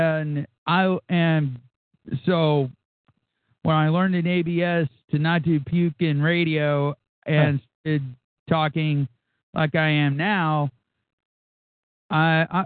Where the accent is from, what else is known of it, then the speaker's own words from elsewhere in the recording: the South, United States; accent: Southern; my Southern accent